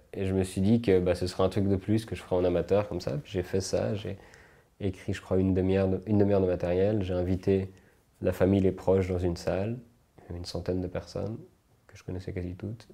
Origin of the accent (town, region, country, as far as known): Switzerland; also born or lived in United States